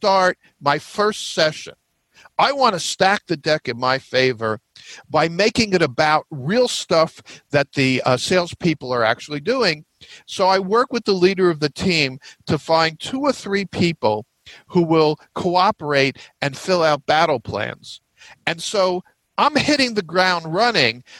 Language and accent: English; New York metro area, United States; I'm from the New York metro area